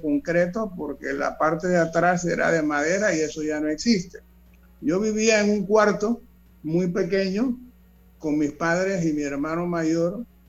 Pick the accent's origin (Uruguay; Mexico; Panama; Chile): Panama; Panama City; yo nací en 1941 eh, eh, en, el, corazón del casco viejo, se puede decir, de la ciudad de Panamá, en San Felipe, en calle 11 y la avenida A.